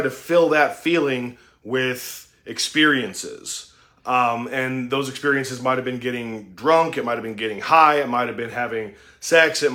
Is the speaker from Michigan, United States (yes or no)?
no; Utah, United States; I was raised in Utah.